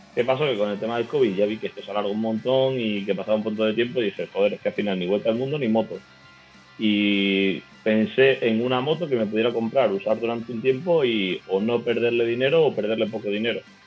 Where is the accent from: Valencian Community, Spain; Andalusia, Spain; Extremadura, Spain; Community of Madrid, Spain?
Extremadura, Spain; Navalmoral de la Mata; now in Vitoria-Gasteiz, Spain; soy de Cáceres, soy de un pueblo de Cáceres que se llama Navalmoral de la Mata